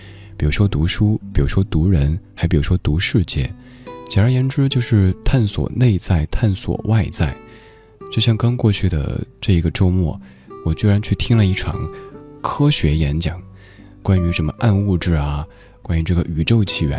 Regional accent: Guangdong, China; 你说我能说身为广东人的我明天又要穿回短袖了吗？

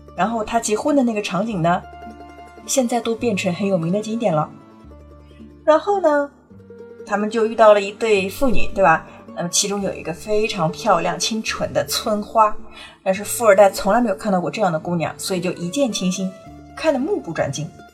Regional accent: Italy; 我们意大利人叫 mafia

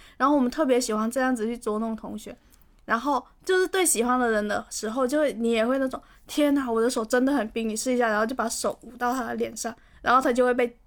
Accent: Guangdong, China; 这里是气温二十一度的广州冬日分会场

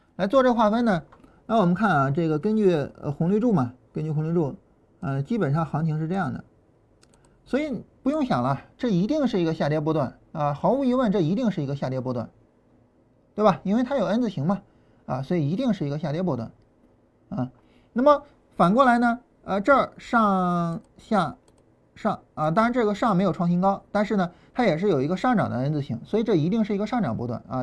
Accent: Shan County, Shandong, China; accent: Shan County dialect; moved away as an adult; 我们老家话嘛，就山乡话，啊，这个跟河南话还是比较接近的，啊，我们，呃，就是山县那一块儿

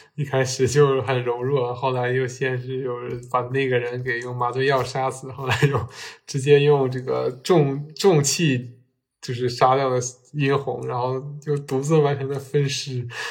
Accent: Northeast China, China; 我们身为东北人，然后我们对自己的家乡肯定也觉得可以更好嘛

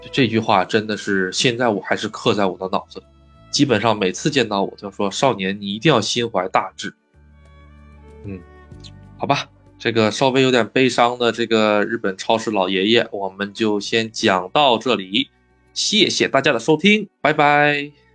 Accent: China; now in Japan; 我是中国人

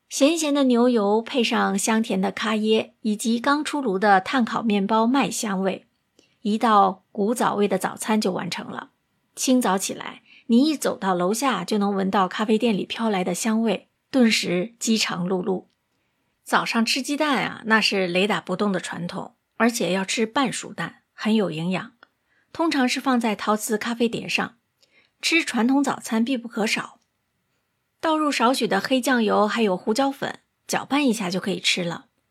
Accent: Singapore; 我是来自新加坡的

